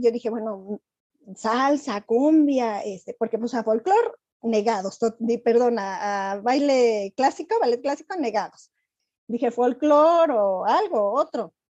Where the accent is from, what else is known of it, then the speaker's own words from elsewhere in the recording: Querétaro, Mexico; also born or lived in Acámbaro, Guanajuato; soy nacida de Acámbaro, Guanajuato, pero yo llegué aquí a Querétaro cuando tenía cinco años, entonces realmente yo soy más queretana.